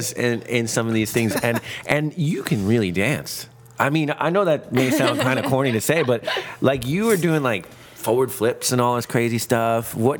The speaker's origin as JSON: {"language": "English", "town": "New York City", "region": "New York", "country": "United States", "tie": "born or raised there", "said": "I grew up in Brooklyn"}